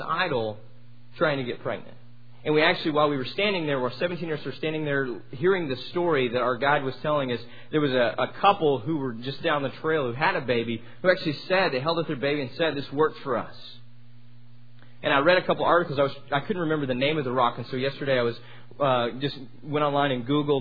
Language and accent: English; Amarillo, Texas, United States; I'm from Amarillo